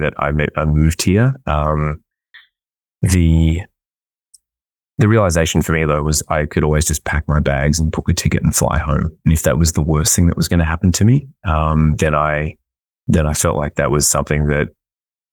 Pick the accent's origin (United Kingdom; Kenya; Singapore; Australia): Australia; Melbourne, Victoria; moved away as an adult; also born or lived in Sydney, Australia; now in Vancouver, Canada; I grew up in Melbourne in Australia